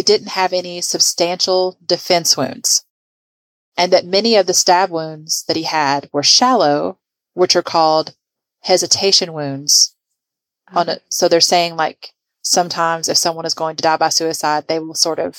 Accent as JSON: {"language": "English", "town": "Lancaster", "region": "Kentucky", "country": "United States", "tie": "born or raised there", "said": "I say Lancaster because I grew up in Lancaster, Kentucky, and that's how we say it"}